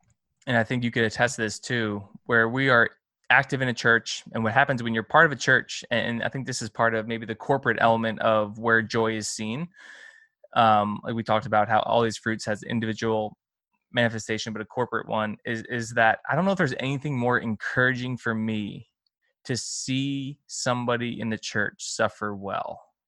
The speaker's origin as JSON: {"language": "English", "region": "the North", "country": "United States", "said": "as opposed to us Northerners."}